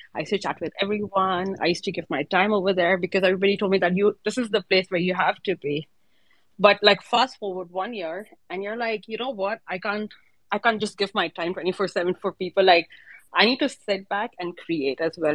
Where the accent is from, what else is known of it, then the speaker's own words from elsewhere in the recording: India; now in Dubai, United Arab Emirates; I'm actually from India, but I'm based in Dubai.